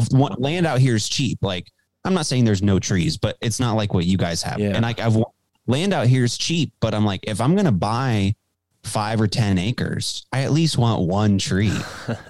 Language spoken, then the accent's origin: English; Dallas, Texas, United States; also born or lived in Illinois / New Jersey; I was born and raised in Dallas, Texas, just like Alex Stein.